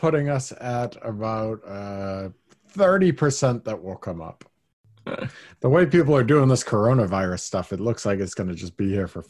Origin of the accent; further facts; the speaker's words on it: Massachusetts, United States; We grew up in the Thanksgiving capital of the world.